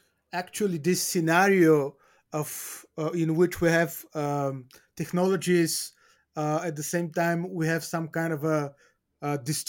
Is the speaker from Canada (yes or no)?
no; Bulgaria; Albania, my home country, Bulgaria, where we are more or less walking on the same path.